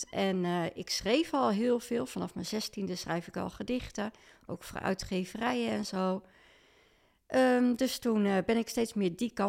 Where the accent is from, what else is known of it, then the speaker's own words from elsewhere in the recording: Leusden, Utrecht, Netherlands; also born or lived in Amersfoort; now in Lunteren, Netherlands; ik eh, ben geboren in Amersfoort, opgegroeid in Leusden. En eh, sinds 2007 woon ik in Lunteren.